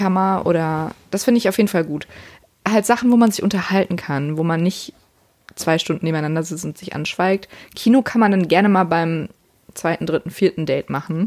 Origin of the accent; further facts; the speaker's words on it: Siegen, North Rhine-Westphalia, Germany; bei uns in Siegen